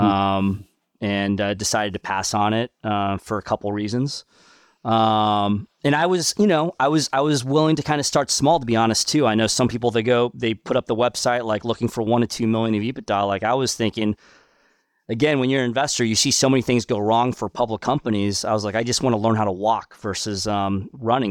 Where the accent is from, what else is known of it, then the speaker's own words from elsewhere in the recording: Kansas City, Missouri, United States; also born or lived in Seoul, South Korea; I had a fantastic childhood growing up in, in Kansas City